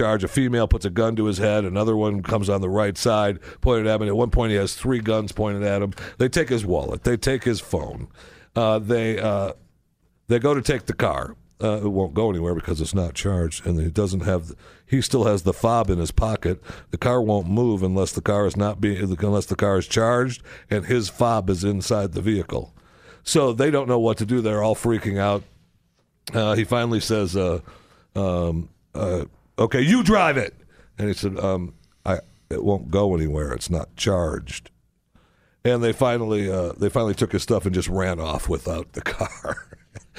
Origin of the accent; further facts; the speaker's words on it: Michigan, United States; When I grew up in Michigan